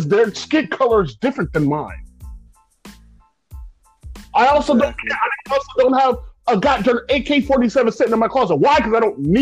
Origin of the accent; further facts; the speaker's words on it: United States; we as an American people